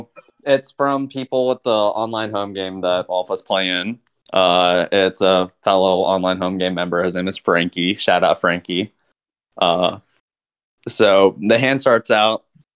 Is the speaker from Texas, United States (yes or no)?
yes; Dallas, Texas, United States; I'm from Dallas, Texas.